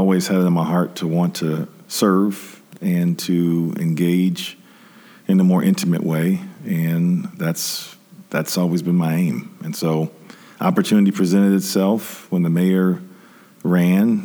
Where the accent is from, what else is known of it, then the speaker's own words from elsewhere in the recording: Detroit, Michigan, United States; moved away as an adult; now in Grand Rapids, United States; growing up in Detroit